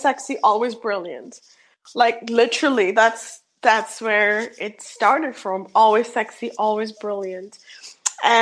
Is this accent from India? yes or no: yes; India; English is a second language; moved away; I'm born and raised in India, so I have a very, I struggle with English a little bit